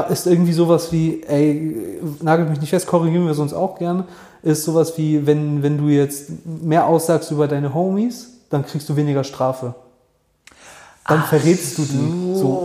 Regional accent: Germany; bei uns in Deutschland

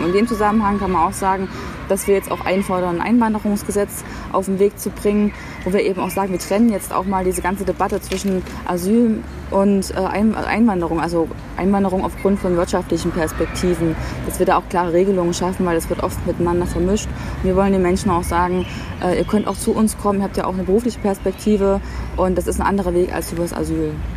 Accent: Thuringia, Germany; also born or lived in Potsdam / Berlin; zurück in mein Heimatbundesland zu gehen

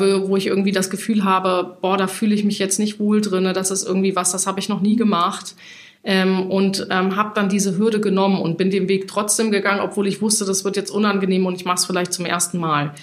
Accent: Hesse, Germany; moved away as an adult; now in Hamburg, Germany; ich bin gebürtige Hessin, ich wollte immer von Hessen nach Hamburg

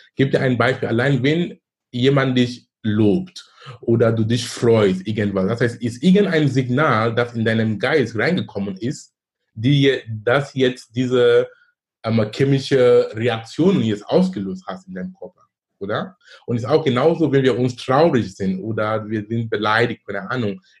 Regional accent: Cameroon; moved away as an adult; now in Germany; Ich komme ursprünglich aus Kamerun. Ich lebe in Deutschland seit fast 20 Jahren. Bin damals gekommen wegen Studium

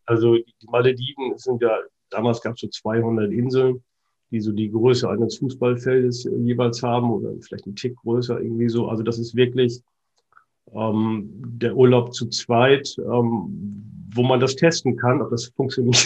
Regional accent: Heikendorf, Schleswig-Holstein, Germany; mein Heimatort, wo, wo ich herkomme und aufgewachsen bin, Heikendorf zwischen Kiel und Laboe

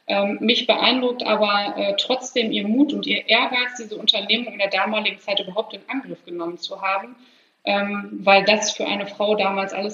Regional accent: Heiligenhaus, North Rhine-Westphalia, Germany; in meinem Heimatort in Heiligenhaus äh, gibt es unter anderem das Naturschutzgebiet Vogelsangbachtal.

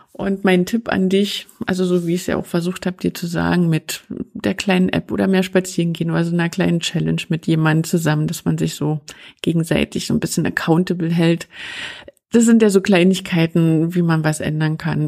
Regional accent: East Germany, Germany; ich bin ein Kind der DDR

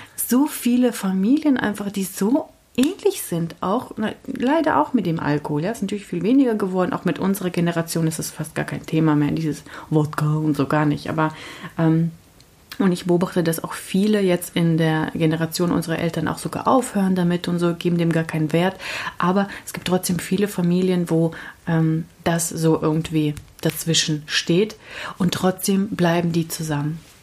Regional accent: Kazakhstan; now in Germany; aus Kasachstan und Russisch

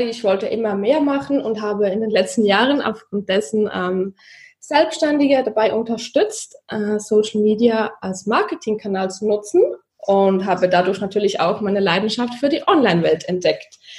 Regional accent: Zurich, Switzerland; ich komme aus Zürich, aus der Schweiz. Vielleicht hört ihr das an meinem Dialekt ganz wenig.

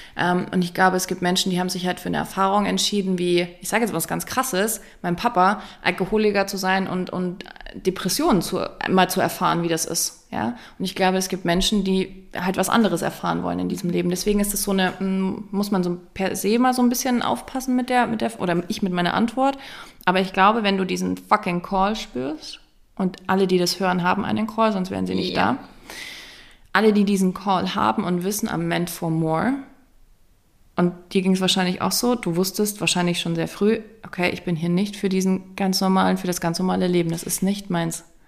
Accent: East Germany, Germany; Ich bin ein DDR-Ostkind

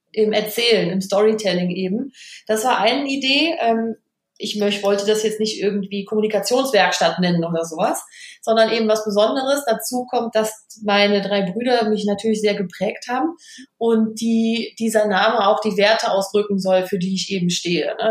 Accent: Vettweiß, North Rhine-Westphalia, Germany; moved away as an adult; now in Cologne, Germany; bin aber ganz in der Nähe aufgewachsen im Kreis Düren. Ähm, passt auch zum Karneval. Ich bin in der Gemeinde Fettweiß groß geworden

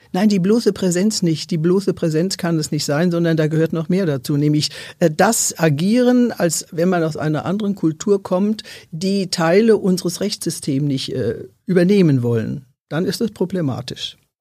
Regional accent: Germany; uns als Deutsche

